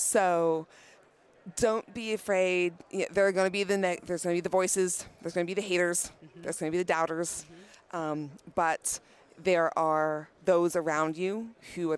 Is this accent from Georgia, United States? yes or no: yes; Atlanta, Georgia, United States; I'm from the Atlanta, Georgia area